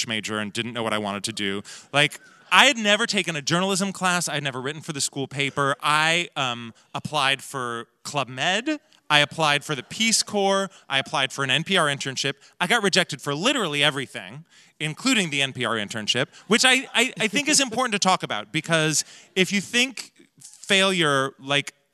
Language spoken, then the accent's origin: English; Portland, Oregon, United States; moved away; those skills of walking between worlds are something that I picked up in Portland